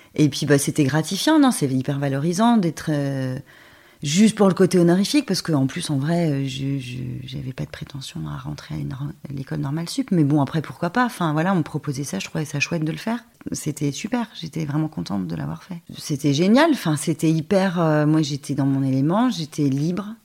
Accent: near Dijon, Bourgogne-Franche-Comté, France; J'ai passé toute mon enfance à ruffet les échirés c'est un petit village à côté de Dijon.

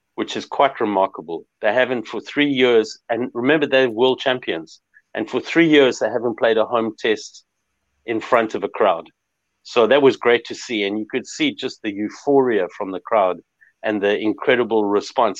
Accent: South Africa; I'm a South African

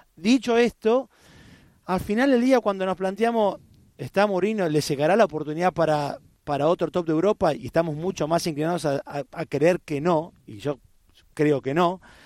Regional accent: Argentina; como argentino

